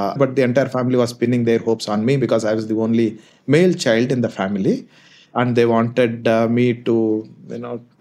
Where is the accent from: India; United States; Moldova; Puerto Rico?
India; also born or lived in Kolar, Karnataka, India / Anantapur, Andhra Pradesh, India / Ballari, Karnataka, India; I'm born in a place called Kolar, which is known for its gold fields, and brought up in places that are close by called Anantapur and Ballari, both belong to two different states.